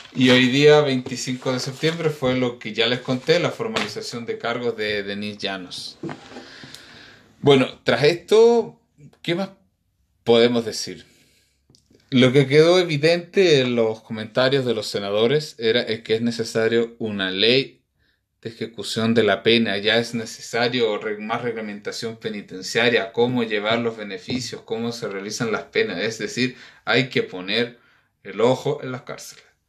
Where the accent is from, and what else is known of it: Chile